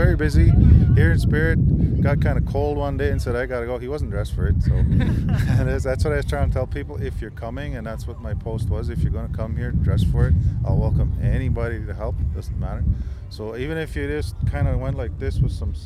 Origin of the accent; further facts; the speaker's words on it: Peguis First Nation, Manitoba, Canada; I'm from Pegwas First Nation